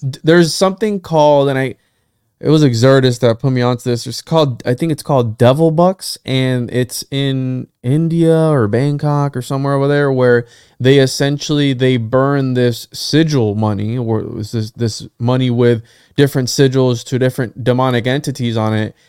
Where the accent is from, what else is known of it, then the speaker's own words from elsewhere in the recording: Puerto Rico; first language Spanish; English is a second language; I'm from Puerto Rico and my first language is Spanish